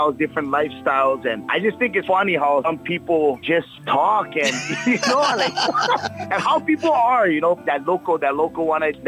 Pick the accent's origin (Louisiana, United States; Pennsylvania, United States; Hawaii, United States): Hawaii, United States; North Shore, Oahu; I grew up over here. I grew up on the North Shore on Oahu